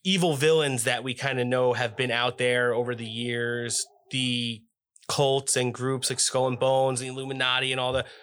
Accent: Jersey Shore, New Jersey, United States; I'm from the shore

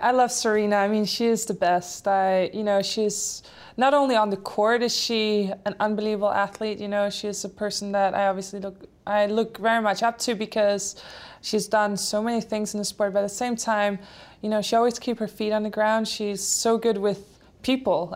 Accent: Denmark; first language Polish and Danish; English is a second language; moved away; My parents are Polish, so I had that from birth, Polish and Danish since I grew up in Denmark

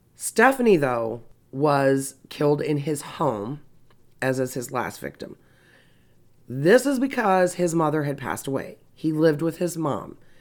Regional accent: Indiana, United States; I'm circling back to my home state of Indiana.

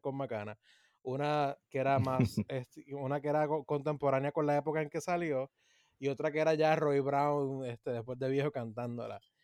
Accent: Puerto Rico; lo que tenemos como puertorriqueños

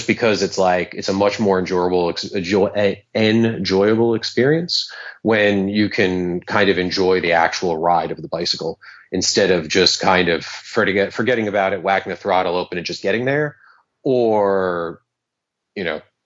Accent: New York City, New York, United States; I grew up riding BMXs around New York City

